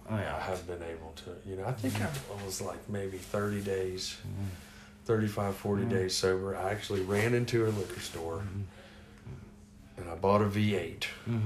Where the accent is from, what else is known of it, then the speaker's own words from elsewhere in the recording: the South, United States; since it's New Year's Day and I'm a Southerner